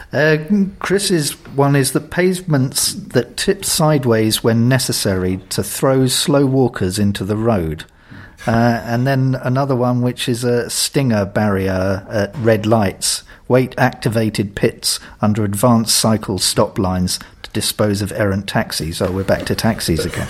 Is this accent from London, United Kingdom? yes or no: yes; London, United Kingdom; as a Londoner